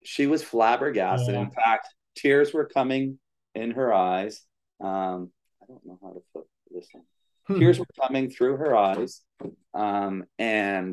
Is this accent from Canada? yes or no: yes; Canada; moved away as an adult; also born or lived in Ontario / Manitoba / Alberta; now in Florida, United States; We grew up in Canada